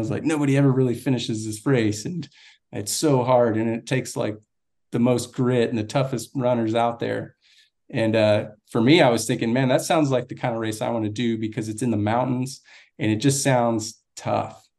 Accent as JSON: {"language": "English", "town": "Austin", "region": "Texas", "country": "United States", "tie": "born or raised there", "also_born_or_lived": "Laredo, Texas", "moved": "yes", "lives_now": "Florida, United States", "said": "when I was about one, we moved to Austin. And so I pretty much grew up in Austin, Texas."}